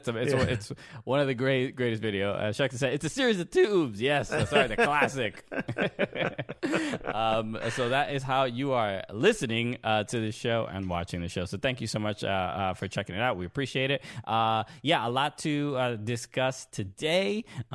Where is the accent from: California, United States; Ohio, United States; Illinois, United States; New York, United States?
New York, United States; Everyone from New York, and I'm from New York